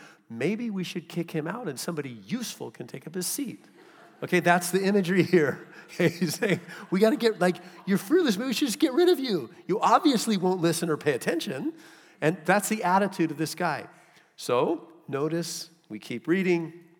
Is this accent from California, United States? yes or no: yes; California, United States; I came from Southern California, and Southern California is an arid climate